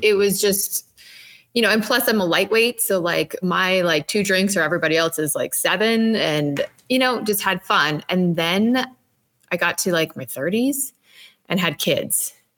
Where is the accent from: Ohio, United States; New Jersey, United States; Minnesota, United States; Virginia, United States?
Minnesota, United States; I'm from Minnesota.